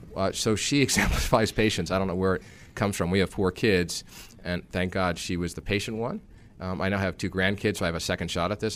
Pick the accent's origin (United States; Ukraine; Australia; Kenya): United States; New York area; I grew up in the New York area, so I th-, consider myself a New Yorker.